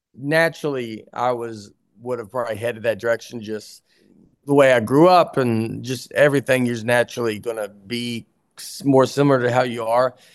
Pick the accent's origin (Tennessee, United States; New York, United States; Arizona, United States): Tennessee, United States; I'm from Tennessee